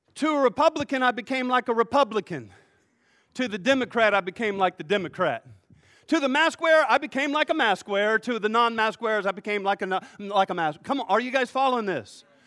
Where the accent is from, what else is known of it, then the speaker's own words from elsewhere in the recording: United States; I'm an American